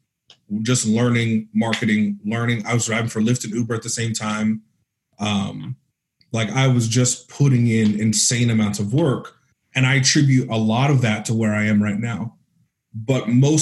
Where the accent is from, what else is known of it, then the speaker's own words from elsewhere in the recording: Northern California, United States; moved away as an adult; also born or lived in San Francisco; now in Arizona, United States; I'm from Northern California